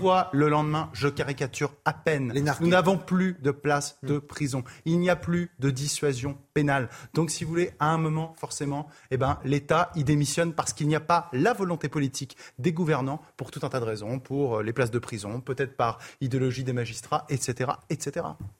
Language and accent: French; Touraine, Centre-Val de Loire, France; moved away as an adult; also born or lived in Indre; now in Paris, France; dans un petit village de, de, de Touraine, euh, d'où je viens